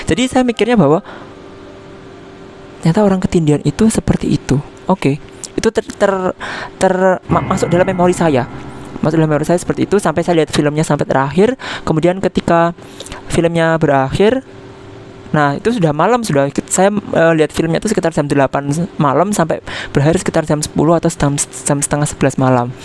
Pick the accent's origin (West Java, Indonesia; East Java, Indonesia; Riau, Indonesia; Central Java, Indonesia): East Java, Indonesia; born there; kota saya kota kota kelahiran saya dekat dengan Banyuwangi